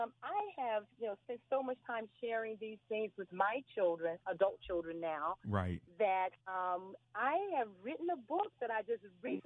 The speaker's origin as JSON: {"language": "English", "region": "North Carolina", "country": "United States", "moved": "yes", "lives_now": "Bowie, United States", "said": "We are from North Carolina"}